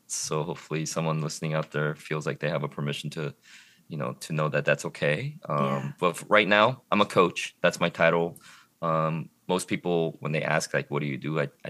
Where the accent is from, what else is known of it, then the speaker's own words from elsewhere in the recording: Eugene, Oregon, United States; also born or lived in Korea / Harlem, New York / Portland, Oregon; now in Lake Oswego, United States; I'm originally from the Eugene Springfield area here, 2 hours south of Portland.